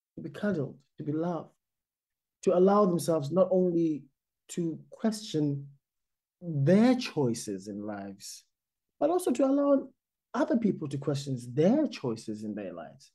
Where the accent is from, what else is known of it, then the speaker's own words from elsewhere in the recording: South Africa; moved away as an adult; I think of myself first and foremost as a South African, which means that I'm an immigrant here.